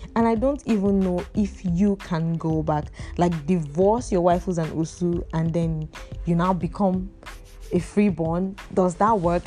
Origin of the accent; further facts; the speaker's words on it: Imo, Nigeria; I'm from Imo State